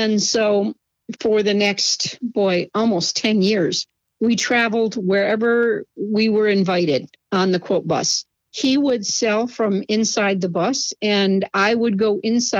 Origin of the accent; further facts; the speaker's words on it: Schenectady, New York, United States; I was born in Schenectady, New York, and I still live relatively close